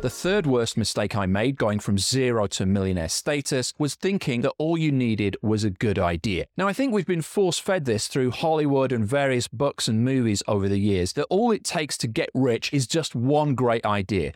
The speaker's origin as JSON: {"language": "English", "region": "Yorkshire and the Humber", "country": "United Kingdom", "moved": "yes", "lives_now": "Scotland, United Kingdom", "said": "I'm from Yorkshire in England"}